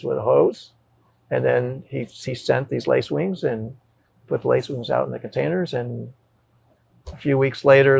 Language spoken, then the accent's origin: English; California, United States; moved away as an adult; I was from California